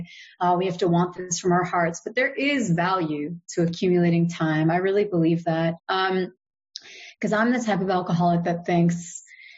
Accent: United States; I'm American

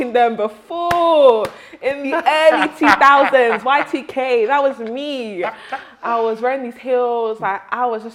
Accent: London, United Kingdom; growing up in London, we have, you know, the different boroughs. And Southwark, where I grew up

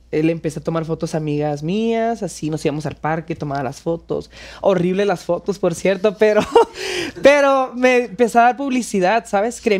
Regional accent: northern Mexico, Mexico; accent: northern; now in Mexico City, Mexico; pues aquí estoy en la Ciudad de México, me, decidí venirme para acá. También me hacen bullying por mi acento, no nada más

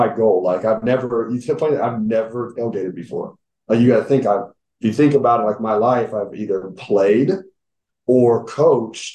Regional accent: Kansas City, Missouri, United States; moved away as an adult; now in Berea, United States; I'm originally from Kansas City, like, and my whole family's from Kansas City

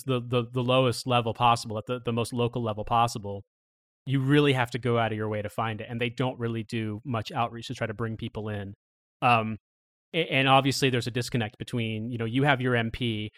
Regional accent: Indiana, United States; moved away; I'm from Indiana originally

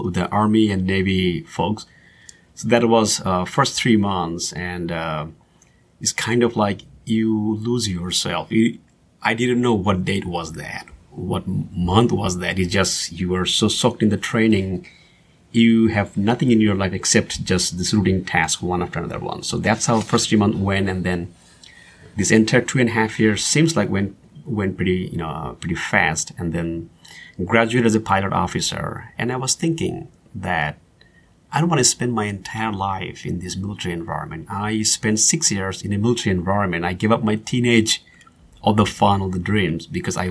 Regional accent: Bangladesh; moved away as an adult; also born or lived in New York City, United States; now in Dallas, United States; growing up in Bangladesh, I have seen lots of Western movies

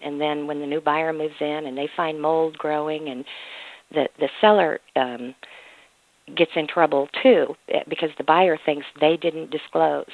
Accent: Mississippi, United States; Mississippi is my home state

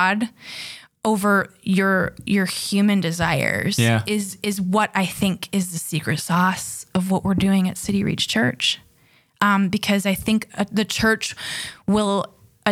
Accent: Minneapolis, Minnesota, United States; now in Pennsylvania, United States; where I grew up in the Minneapolis area.

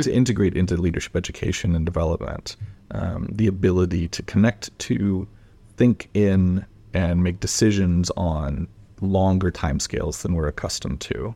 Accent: Portland, Oregon, United States; I grew up in Portland, Oregon

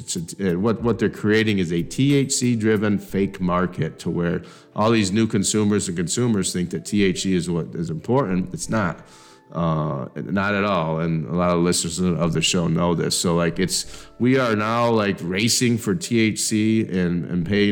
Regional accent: Dansville, Michigan, United States; I grew up in Dansville, so we didn't have McDonald's, so we had to drive into Mason to go to McDonald's

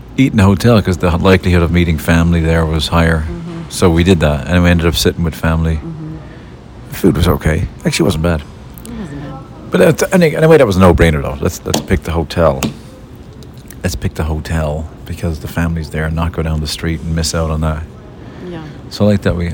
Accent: Dublin, Leinster, Ireland; moved away; my brother Jimmy, when we were growing up in Lansdowne Dance Hall uh, in Dublin

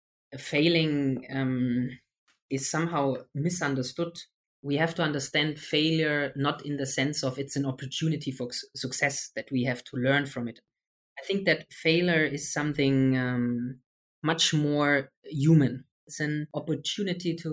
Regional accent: Germany; I'm from Germany.

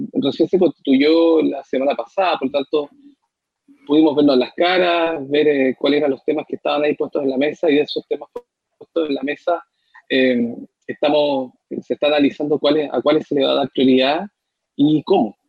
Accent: Punta Arenas, Magallanes and Chilean Antarctica, Chile; now in Concepción, Chile; yo soy de Punta Arena, mi gente es allá y la conmovisión magallánica es totalmente distinta a la conmovisión que tenemos acá, que tienen acá los penquistas o que tenemos los penquistas por adopción

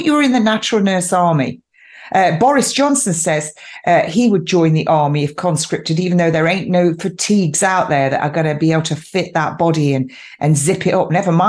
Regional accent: England, United Kingdom; I'm quintessentially English

